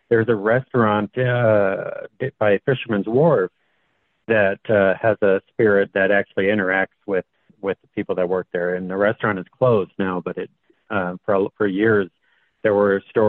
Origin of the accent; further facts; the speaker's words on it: Monterey, California, United States; moved away as an adult; now in Tucson, United States; I moved from Monterey, California, where I grew up